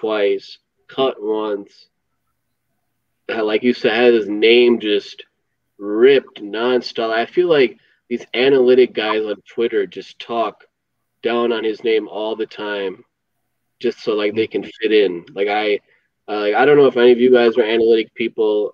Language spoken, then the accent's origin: English; Chicago, Illinois, United States; I'm from Chicago